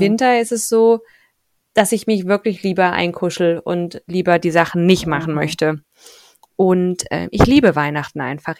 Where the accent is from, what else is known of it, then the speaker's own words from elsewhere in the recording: Thuringia, Germany; Ich komme ja aus Thüringen, das ist wenig christlich geprägt